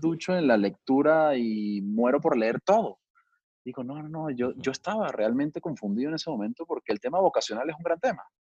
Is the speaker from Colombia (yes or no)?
no; Venezuela; moved away as an adult; also born or lived in Miami, United States / Brazil; now in Mexico; soy venezolano de nacimiento, pero tengo ya muchos años radicado en México